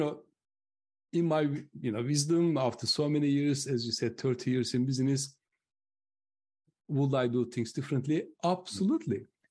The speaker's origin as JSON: {"language": "English", "country": "Turkey", "moved": "as an adult", "lives_now": "United Kingdom", "said": "I'm originally from Turkey, but I lived longer in the UK than I lived in Turkey"}